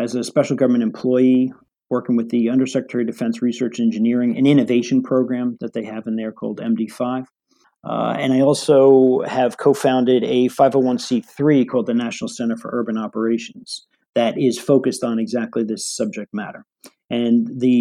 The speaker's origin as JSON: {"language": "English", "town": "New York City", "region": "New York", "country": "United States", "tie": "born or raised there", "said": "was born and raised in Flatbush, Brooklyn, and lived around the city here in New York"}